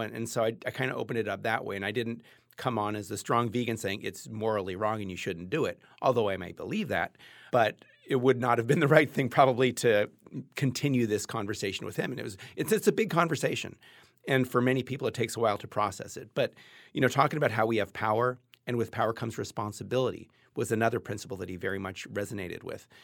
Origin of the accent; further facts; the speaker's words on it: Los Angeles, California, United States; I grew up in Los Angeles in a middle class white house with a lot of privilege